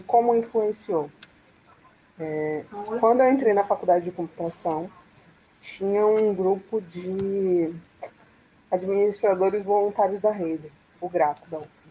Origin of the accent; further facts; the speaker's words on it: Salvador, Bahia, Brazil; sou aqui de Salvador